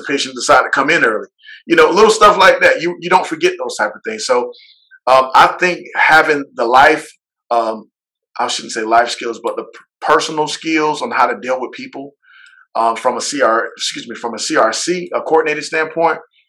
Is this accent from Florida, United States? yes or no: yes; Orlando, Florida, United States; moved away; I'm originally from Orlando